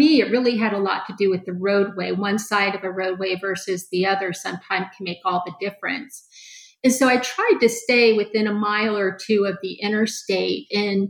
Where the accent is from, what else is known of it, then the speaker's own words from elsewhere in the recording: Orlando, Florida, United States; I started taking pictures in my hometown at that time, which was Orlando.